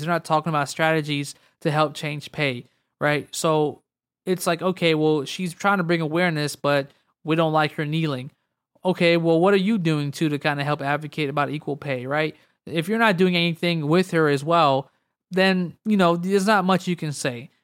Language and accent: English; United States